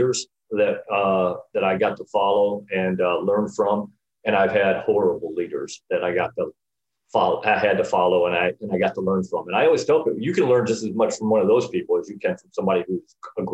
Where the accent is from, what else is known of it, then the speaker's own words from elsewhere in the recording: Northern Illinois, United States; moved away as an adult; now in Florida, United States; I grew up in Northern Illinois, which is why I live in Florida